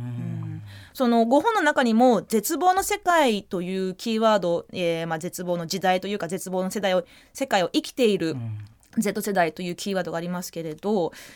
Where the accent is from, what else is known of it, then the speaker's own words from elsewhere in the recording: New Zealand; moved away; 自分自身あのニュージーランドで育った